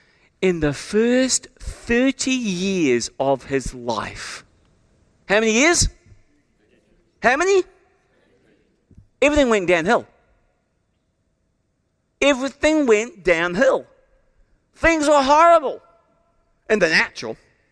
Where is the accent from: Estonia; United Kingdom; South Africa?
United Kingdom; England; born there; I had no choice in the fact that I was born in England to my mum and dad.